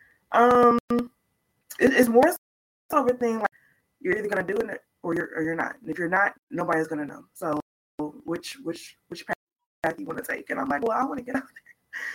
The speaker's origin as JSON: {"language": "English", "town": "St. Louis", "region": "Missouri", "country": "United States", "said": "I'm from St. Louis, Missouri."}